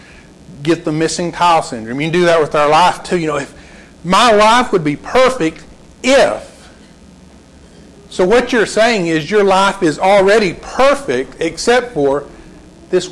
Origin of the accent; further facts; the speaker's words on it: Lubbock, Texas, United States; I grew up in Lubbock, grew up in an older neighborhood